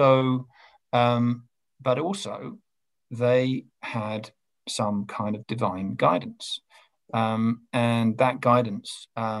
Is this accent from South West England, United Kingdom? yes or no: no; London, United Kingdom; I'm from Clapham